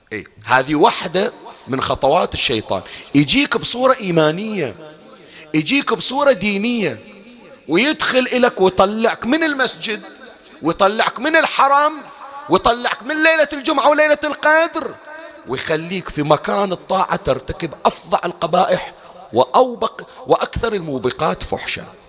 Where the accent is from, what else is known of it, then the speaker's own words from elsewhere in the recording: Bahrain; احنا عندنا في البحرين